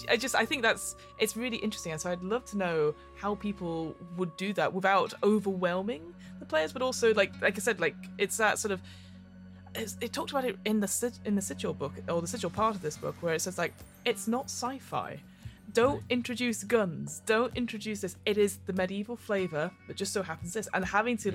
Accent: United Kingdom; we're both British people.

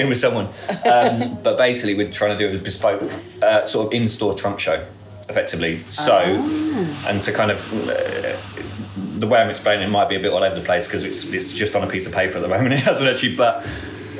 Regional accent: Northampton, East Midlands, United Kingdom; I'm from Northampton, I had my own shoe shop

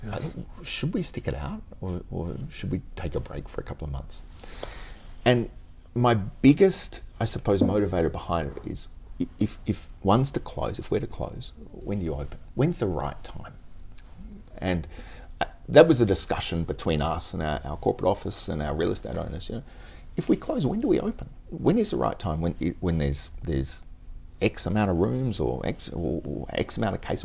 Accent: Tasmania, Australia; now in Japan; I was born in Tasmania mm-hmm. in the in the seventies, early seventies

